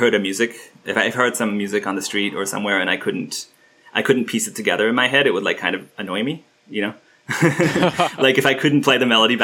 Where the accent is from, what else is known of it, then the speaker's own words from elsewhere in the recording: Istanbul, Turkey; I grew up in Istanbul. My dad is Turkish and my mom is American